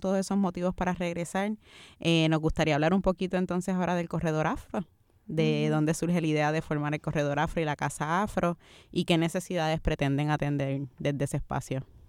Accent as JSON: {"language": "Spanish", "country": "Puerto Rico", "said": "nos reconocemos como puertorriqueños"}